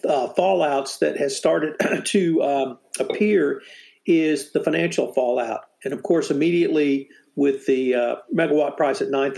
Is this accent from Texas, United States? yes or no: yes; Bryan, Texas, United States; I'm from Bryan